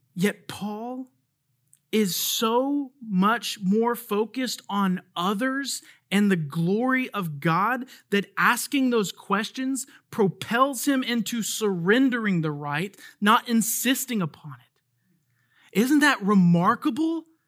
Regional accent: United States; As an American citizen

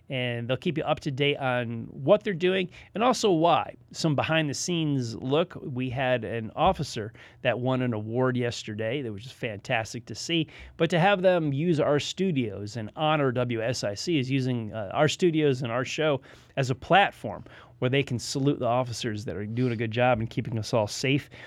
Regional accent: United States; I tell people I'm not a Yankee. I'm a Northerner. I came down here.

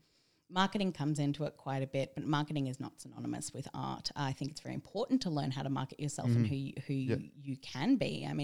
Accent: Sydney, New South Wales, Australia; From a young age, I grew up in Sydney's Bible Belt

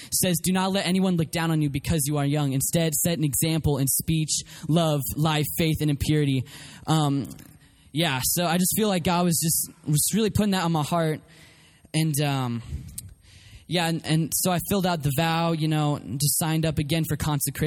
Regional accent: Colorado, United States; also born or lived in Oklahoma City, Oklahoma; I was born in Oklahoma City, but was raised mostly in Colorado.

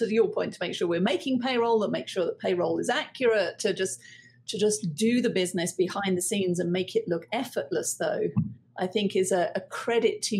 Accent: United Kingdom; being British

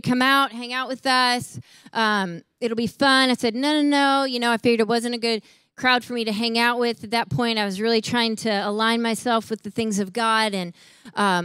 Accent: Chicago, Illinois, United States; I grew up in Chicago, and so we're in Chicago

